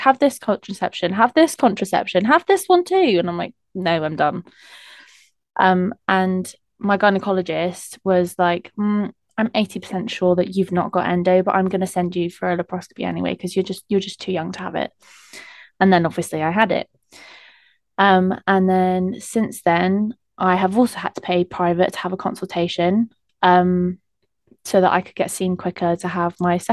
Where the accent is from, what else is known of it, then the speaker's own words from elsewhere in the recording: Plymouth, South West England, United Kingdom; I'm 22 and I'm from Plymouth